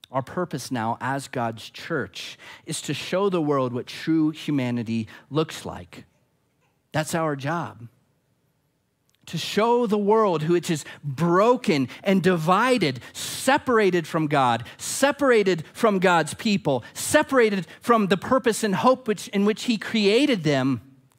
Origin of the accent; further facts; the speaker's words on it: Arizona, United States; I'm not an American first. I'm not an Arizonan first